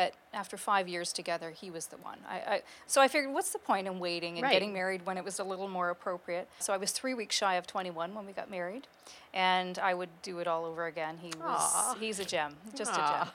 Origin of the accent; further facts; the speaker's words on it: Kingston, Ontario, Canada; also born or lived in Peterborough, Ontario / Lindsay, Ontario; I was born in Peterborough, and we then moved to Lindsay about a year and a half later. Lived there till I was about 10, and then we've been in Kingston ever since.